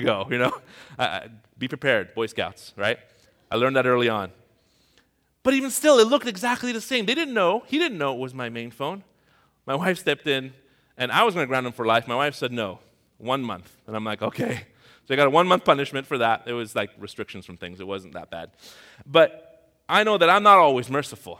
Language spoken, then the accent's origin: English; Tehran, Tehran Province, Iran; moved away; I'm from Tehran. That's the capital of Iran